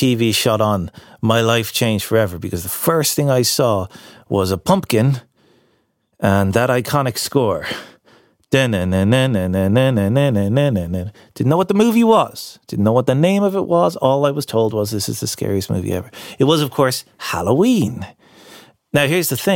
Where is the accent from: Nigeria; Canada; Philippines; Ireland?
Ireland; Castleknock, Leinster; I grew up in Castleknock, right? Surrounded by the walls of the Phoenix Park